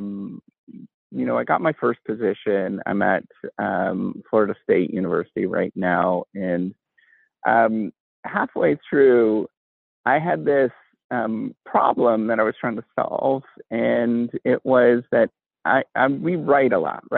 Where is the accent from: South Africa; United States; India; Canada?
Canada; Northern Ontario; first language English; I grew up in Northern Ontario in a little tiny town